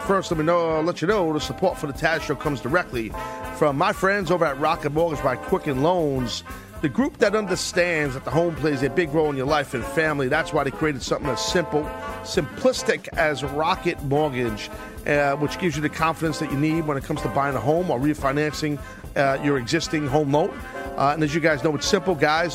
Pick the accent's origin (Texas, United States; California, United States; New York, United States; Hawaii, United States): New York, United States; New York City; my hometown at Madison Square Garden